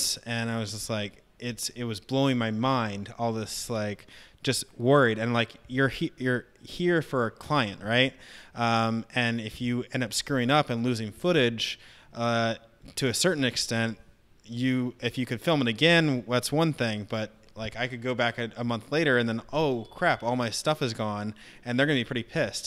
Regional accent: Northern Virginia, United States; moved away; where I grew up in Northern Virginia

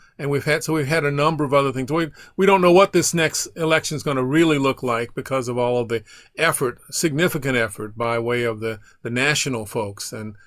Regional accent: Baton Rouge, Louisiana, United States; also born or lived in Atlanta, United States / Illinois, United States / Rhode Island, United States; I grew up in partly in Baton Rouge, partly in Atlanta, Georgia, also in Illinois and Rhode Island.

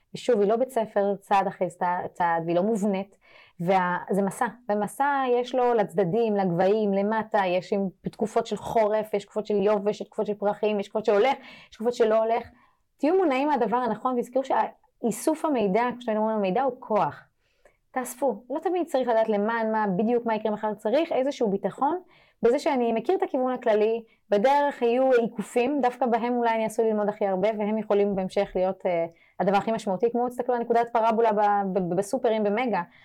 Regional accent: France; now in Israel; אני גדלתי בצרפת, אירופה

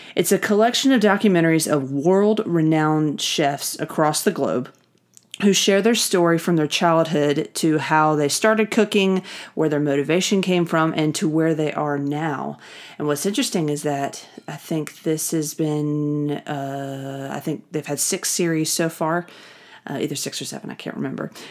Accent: the South, United States; I grew up in the South

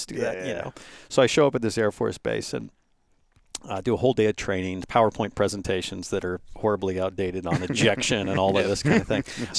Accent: San Francisco, California, United States; I grew up in San Francisco

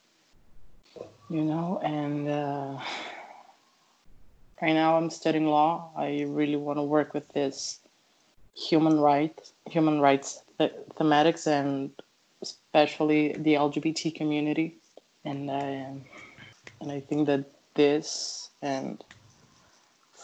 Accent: Brazil; I'm from Brazil

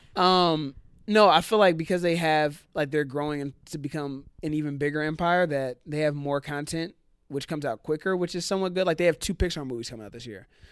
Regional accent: Cincinnati, Ohio, United States; moved away; I grew up in Cincinnati

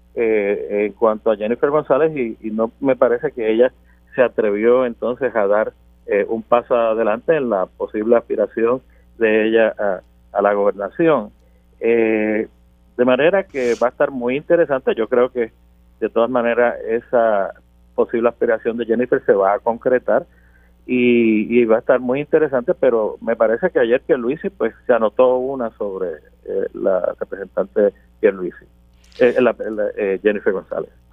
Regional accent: Puerto Rico; como puertorriqueño y como cristiano

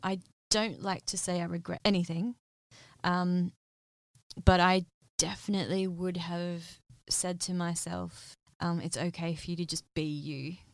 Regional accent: Western Australia, Australia; moved away as an adult; now in London, United Kingdom; being from Australia

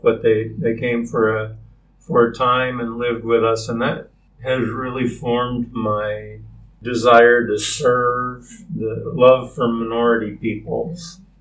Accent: Rochester, Minnesota, United States; moved away as an adult; also born or lived in Madison, Wisconsin / Michigan; We moved to Minnesota when I was 10 from Madison to Rochester, Minnesota, and then I lived there for 10 years

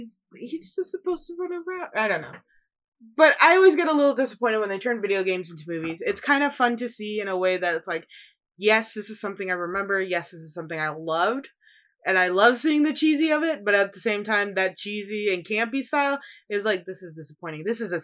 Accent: Chicago, Illinois, United States; I'm from Chicago.

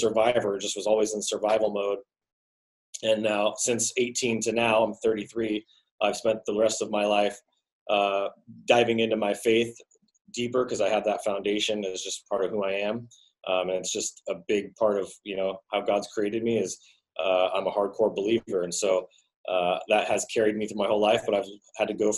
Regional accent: Sacramento, California, United States; I was born and raised in Sacramento, California, went to 12 schools growing up as a kid

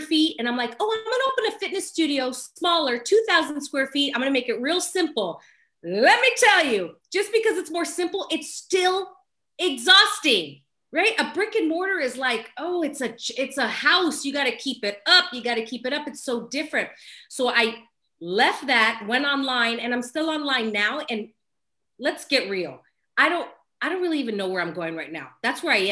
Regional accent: Los Angeles, California, United States; I was born and raised in Los Angeles, California, still here.

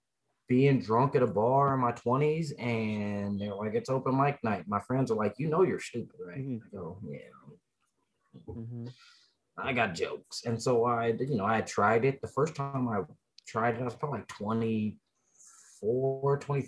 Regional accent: Denver, Colorado, United States; I grew up in East Denver, you know, early 90s, mid 90s

